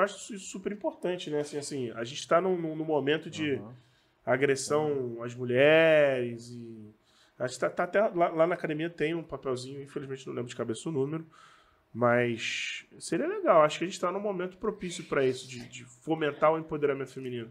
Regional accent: Rio de Janeiro, Brazil; accent: carioca; eu sou do Rio de Janeiro, eu sei que carioca tem sotaque pra caramba

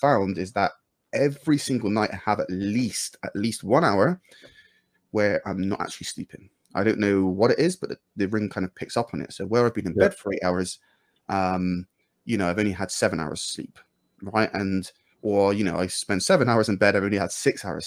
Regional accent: United Kingdom; I'm British

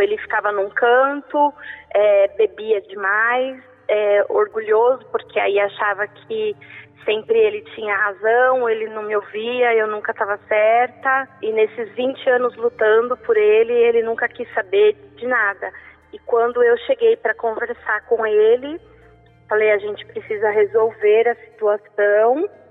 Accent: São Paulo, Brazil; eu sou daqui da Vila Alpina, de São Paulo

